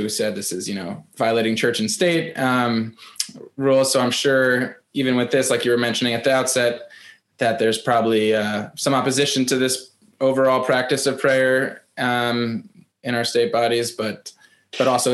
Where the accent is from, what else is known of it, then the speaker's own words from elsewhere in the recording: Bergen County, New Jersey, United States; I grew up in Bergen County, New Jersey